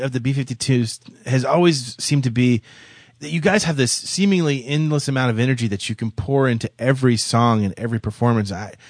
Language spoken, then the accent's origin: English; Florida, United States; I grew up here in Florida, and I went to Gainesville and the University of Florida for college